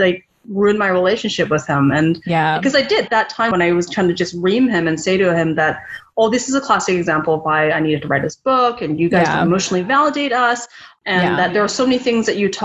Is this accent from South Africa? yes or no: no; Vancouver, British Columbia, Canada; my journey as a Chinese Canadian growing up in Vancouver.